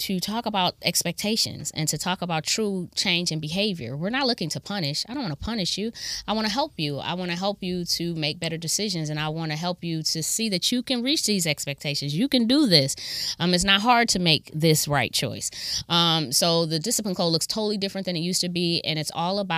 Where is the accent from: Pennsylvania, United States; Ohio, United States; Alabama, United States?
Ohio, United States; Akron; also born or lived in Kent, Ohio; now in Toledo, United States; I'm from Akron. I went to John R. Buchtel High School